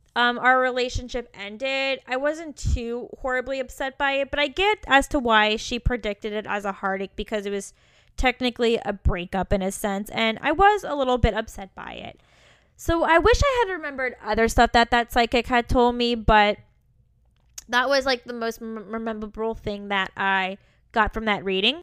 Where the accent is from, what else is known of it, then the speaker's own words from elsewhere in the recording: Virginia, United States; moved away; also born or lived in Kentucky / San Francisco; I was from Virginia, that I lived in Kentucky